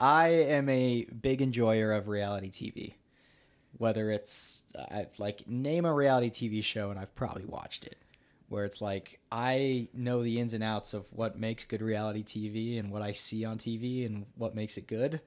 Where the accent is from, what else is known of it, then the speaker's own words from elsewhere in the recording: United States; I am from America